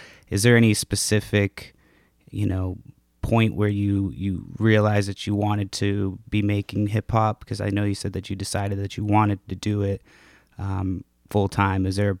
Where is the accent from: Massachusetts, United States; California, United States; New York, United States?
Massachusetts, United States; now in West Coast, United States; I'm originally from New England, that's where I grew up. I'm out on the West Coast now, but originally from Massachusetts.